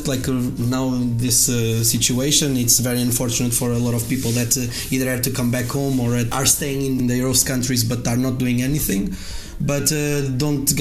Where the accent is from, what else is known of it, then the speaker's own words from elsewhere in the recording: Coimbra, Centro, Portugal; I come from Coimbra. Coimbra is like 100,000